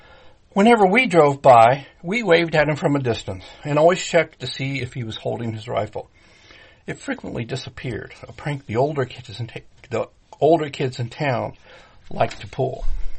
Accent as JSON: {"language": "English", "town": "New Castle", "region": "Indiana", "country": "United States", "tie": "born or raised there", "said": "In my hometown of Newcastle, Indiana"}